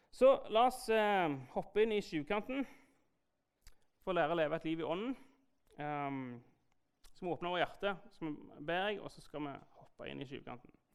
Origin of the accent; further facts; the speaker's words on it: Jæren, Rogaland, Norway; er jeg jo skeptikeren fra Jæren